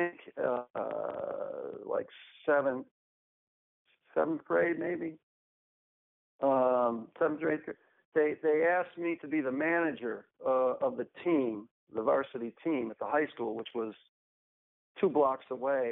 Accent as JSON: {"language": "English", "town": "Buffalo", "region": "New York", "country": "United States", "tie": "born or raised there", "also_born_or_lived": "Edmonton / Wichita, Kansas / Germany", "moved": "as an adult", "lives_now": "Fort Worth, United States", "said": "I basically grew up in the Buffalo area in New York."}